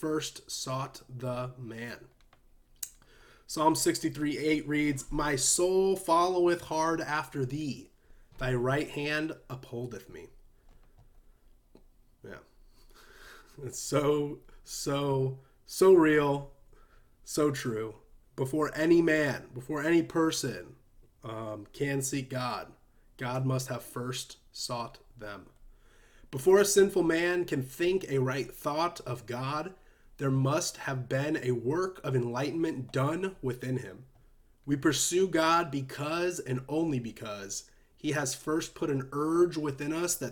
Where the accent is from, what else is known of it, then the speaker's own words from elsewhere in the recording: United States; we as American Christians